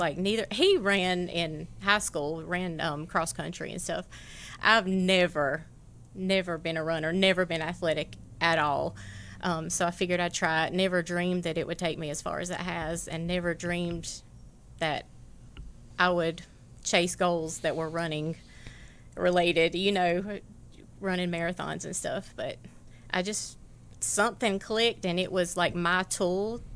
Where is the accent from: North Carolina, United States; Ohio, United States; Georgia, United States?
Georgia, United States; Tifton; I was born and raised in Tifton, so. Tiftonite all the way through